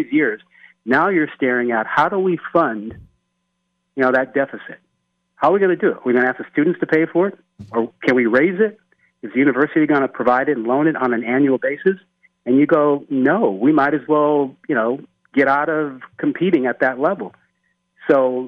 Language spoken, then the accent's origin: English; Oakland, California, United States; I grew up in Oakland